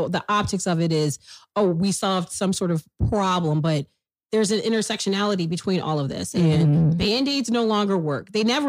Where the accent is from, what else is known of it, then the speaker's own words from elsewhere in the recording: Chicago, Illinois, United States; I'm from Chicago